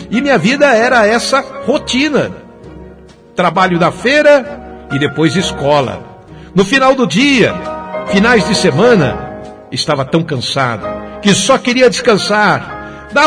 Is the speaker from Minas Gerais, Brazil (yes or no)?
no; São Paulo, Brazil; Hoje eu tenho 47 anos. Eu sou de São Paulo mesmo.